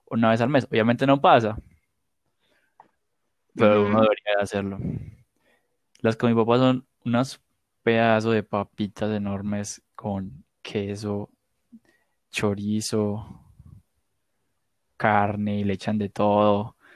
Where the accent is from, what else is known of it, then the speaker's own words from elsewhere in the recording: Spain; No porque soy española.